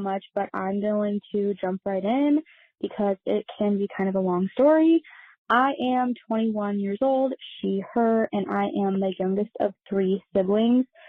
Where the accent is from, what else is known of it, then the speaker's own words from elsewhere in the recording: Midwest, United States; I am from the Midwest